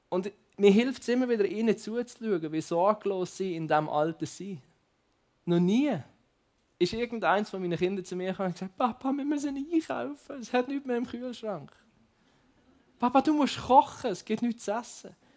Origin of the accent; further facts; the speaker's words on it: Basel, Basel-Stadt, Switzerland; ich komme ja aus Basel, ich mache ja ein paar Schritte und dann bin ich in anderen Ländern